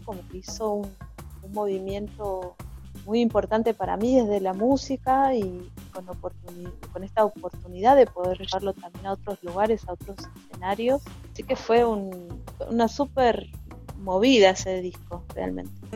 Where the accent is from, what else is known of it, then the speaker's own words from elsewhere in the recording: González Catán, Buenos Aires Province, Argentina; yo crecí en, González Catán